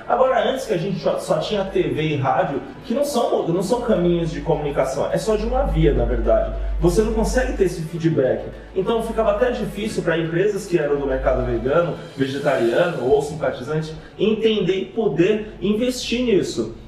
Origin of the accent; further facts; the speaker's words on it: Bahia, Brazil; no Nordeste da minha terra, da Bahia